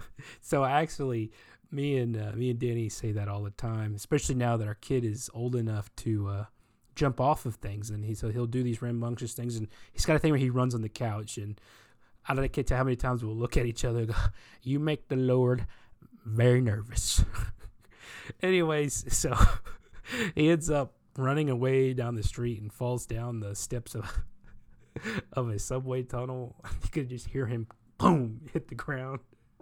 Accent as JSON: {"language": "English", "region": "the South", "country": "United States", "said": "You know, I'm from the South, the Deep South."}